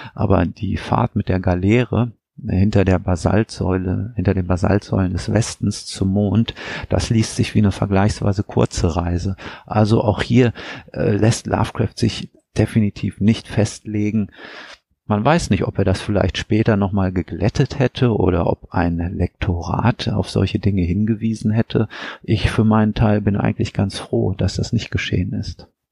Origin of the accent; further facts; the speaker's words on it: Weserbergland, Lower Saxony, Germany; moved away; meine Heimat, das Weserbergland